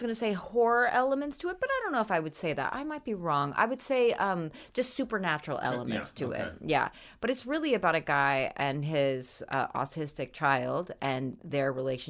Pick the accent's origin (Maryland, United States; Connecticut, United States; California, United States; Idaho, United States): Idaho, United States; moved away; I grew up in Idaho.